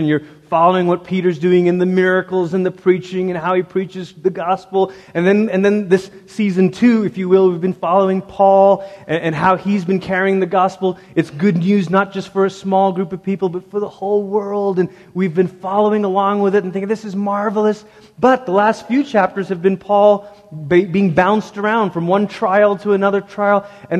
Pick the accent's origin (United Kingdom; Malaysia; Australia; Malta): Malaysia; And I grew up in Malaysia.